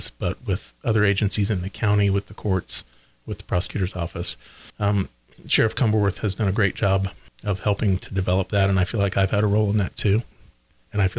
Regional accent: Oldenburg, Indiana, United States; I was raised in Oldenburg, went to Batesville High School

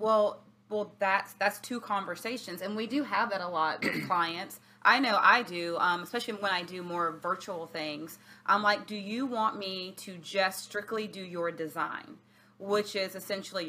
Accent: Alabama, United States; now in Virginia Beach, United States; I'm from Alabama

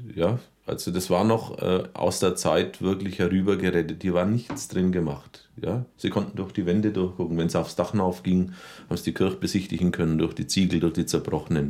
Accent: Rothenburg ob der Tauber, Bavaria, Germany; moved away; also born or lived in Berlin / Munich; ich bin gebürtiger Rodenburger und richtig zurückgekehrt bin ich 1986

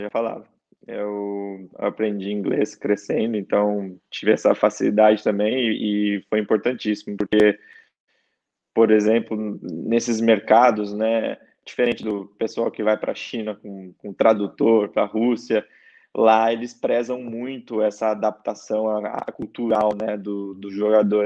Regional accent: Campinas, São Paulo, Brazil; moved away as an adult; also born or lived in San Juan, Puerto Rico; sou de Campinas, São Paulo.

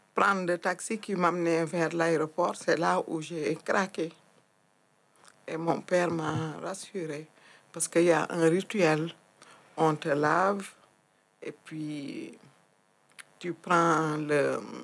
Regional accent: Thiès, Senegal; moved away as an adult; also born or lived in Casamance; now in France; Je suis née au Sénégal. J'ai grandi dans une région qui se situe à 70 euh, km de Dakar, qui s'appelle Thiès.

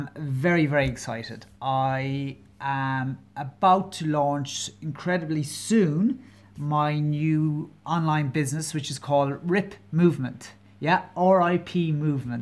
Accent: County Kerry, Munster, Ireland; now in Dublin, Ireland; I'm Irish, I'm from Ireland, I'm originally from a county called Kerry. So there might be a twinge to my accent, and I'm living in Dublin, the capital.

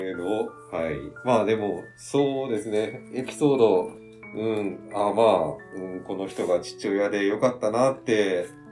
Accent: Japan; うちの実家の舞鶴村の方に戻ってきて

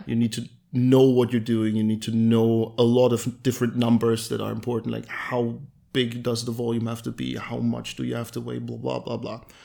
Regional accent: Halle, Saxony-Anhalt, Germany; we both went to school in Halle. I w-, was born here and I have been here forever, basically.

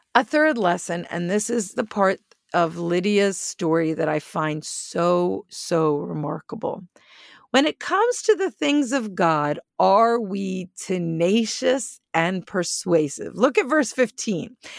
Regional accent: Northeast, United States; moved away; I'm from the Northeast

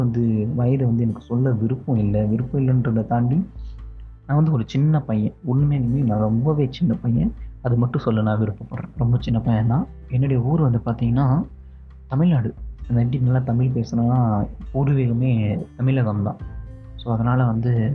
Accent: Vaippur, Tamil Nadu, India; also born or lived in Tirukoilur; now in Mumbai, India; வைப்பூரில் வளர்ந்தோம்

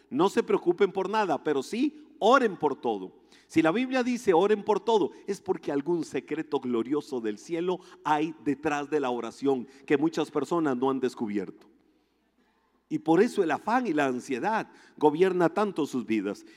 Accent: Costa Rica; nosotros en Costa Rica

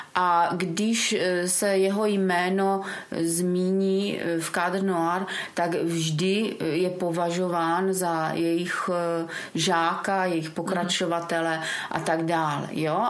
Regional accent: Brno, South Moravian Region, Czechia; born or raised there; moved away as an adult; now in Mansberk, Czech Republic

